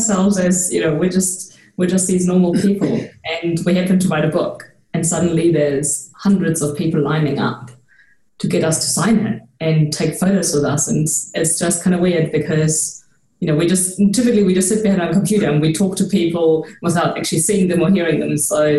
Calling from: Nuremberg, Bavaria, Germany; I'm calling from Nuremberg.

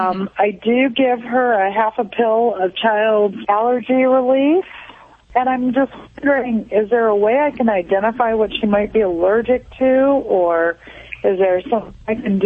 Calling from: Long Beach, California, United States; I'm calling from Long Beach.

